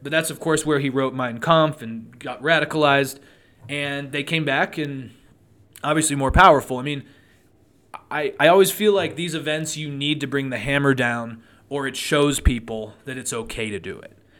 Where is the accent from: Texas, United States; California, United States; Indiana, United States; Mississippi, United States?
California, United States; Truckee; now in Reno, United States; growing up in Truckee, I always loved the snow.